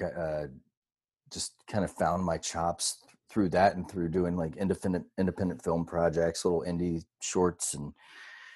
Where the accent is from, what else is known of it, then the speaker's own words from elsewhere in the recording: Winston-Salem, North Carolina, United States; moved away as an adult; also born or lived in Wilmington, North Carolina; now in Charleston, United States; I grew up in Winston-Salem, moved to Wilmington